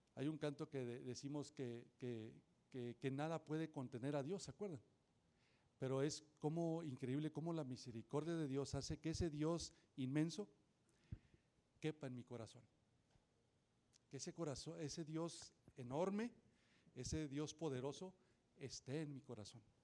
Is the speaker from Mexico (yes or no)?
yes; Nuevo León, Mexico; also born or lived in Montemorelos / Linares / San Nicolás de los Garza; yo nací acá en Montemorelos, después me fui a, ver, a, vivir a Linares, allá a la tierra de mi paisano Saúl. Y después me vine acá a San Nicolás y ahí estuve